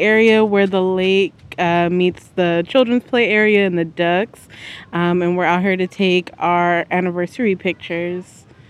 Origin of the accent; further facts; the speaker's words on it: Oakland, California, United States; Growing up in Oakland, I used to come over here all the time when I was little.